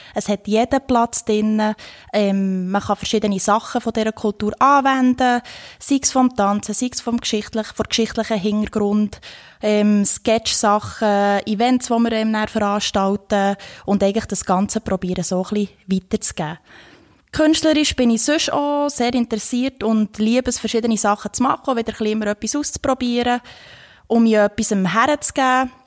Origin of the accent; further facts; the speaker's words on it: Thun, Bern, Switzerland; ich bin aus Thun